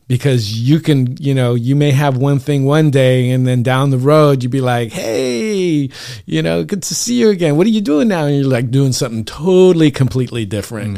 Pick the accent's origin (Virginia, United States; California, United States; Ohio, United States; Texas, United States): California, United States; San Diego; here in San Diego, born and raised.